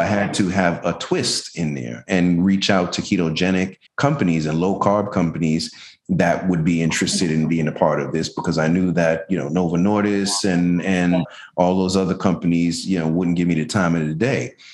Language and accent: English; Jamaica; now in Tampa, United States; I'm Jamaican